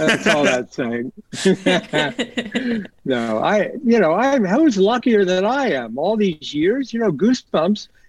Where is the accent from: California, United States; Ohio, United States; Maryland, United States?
Ohio, United States; I grew up in Ohio in a very, you know, quiet suburb